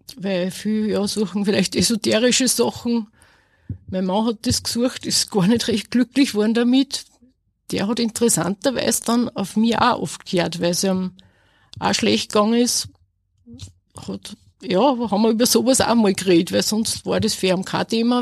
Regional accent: Asten, Upper Austria, Austria; ich komme aus Asten bei Enz und ich arbeite als Feinkostverkäuferin in Linz

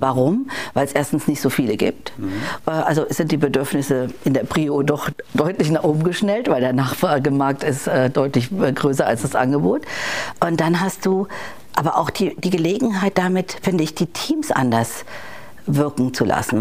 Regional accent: Rhineland-Palatinate, Germany; ich komme ja gebürtig aus Rheinland-Pfalz

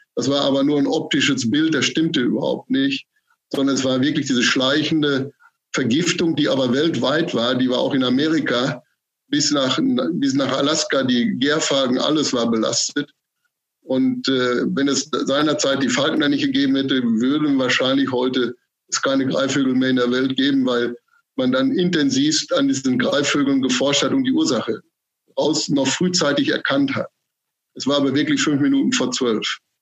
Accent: North Rhine-Westphalia, Germany; moved away as an adult; also born or lived in Munich / Stade / Göttingen; now in Mecklenburg-Vorpommern, Germany; Gebürtig bin ich Westfale. Das hört man vielleicht auch so ein bisschen.

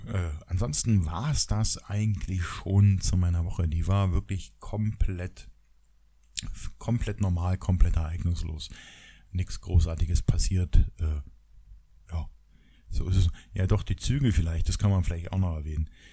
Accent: GDR, East Germany, Germany; ich komme ja aus der DDR

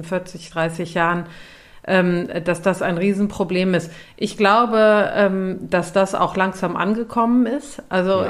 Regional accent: Cologne, North Rhine-Westphalia, Germany; ich bin ja in Köln Stadt aufgewachsen

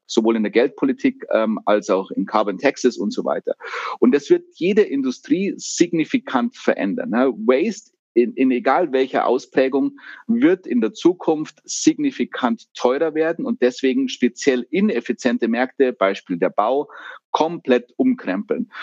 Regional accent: Germany; wir als Deutsche

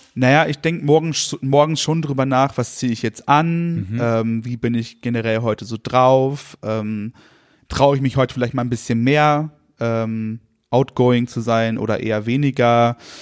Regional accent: Rendsburg, Schleswig-Holstein, Germany; also born or lived in Kiel; now in Altenburg, Germany; ich bin in Rendsburg geboren äh, und bin dann so in Dörfern aufgewachsen.

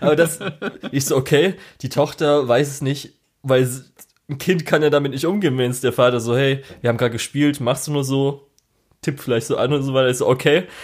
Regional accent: Germany; Bei uns in Deutschland

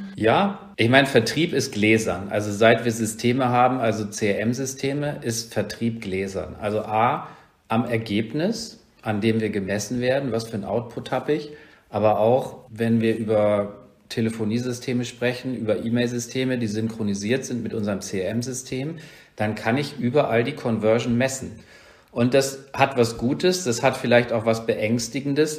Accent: Rhineland, Germany; moved away; also born or lived in Northern Germany; Ich komme halt aus dem Rhein, also ich bin gebürtiger Rheinländer, bin seit vielen Jahren in Norddeutschland

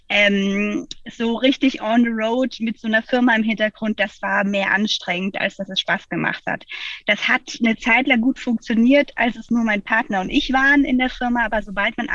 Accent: Freiburg, Baden-Württemberg, Germany; now in Hamburg, Germany; ich komme ursprünglich aus Freiburg und ähm, ja, irgendwie hat es mich in die große Stadt gezogen.

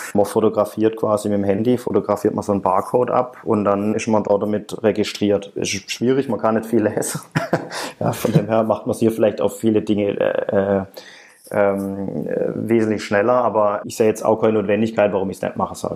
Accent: Germany; now in Shenyang, China; mindestens zweimal pro Jahr fliege ich nach Hause

